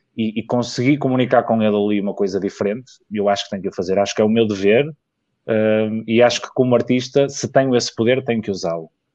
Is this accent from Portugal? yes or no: yes; Vila Nova de Gaia, Norte, Portugal; also born or lived in Porto; eu nasci no Porto, mas cresci e vivo em Gaia